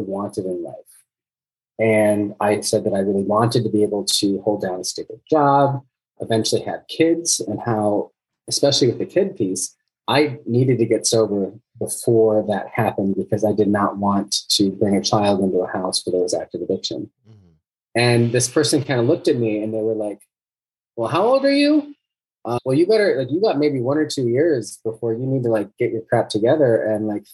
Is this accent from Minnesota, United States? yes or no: yes; Minneapolis, Minnesota, United States; I'm from Minneapolis, Minnesota